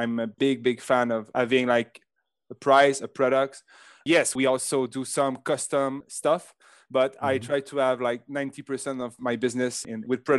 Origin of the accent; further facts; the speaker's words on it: Canada; accent: French Canadian; English is a second language; For example, I'm French Canadian, like you can hear with my big accent.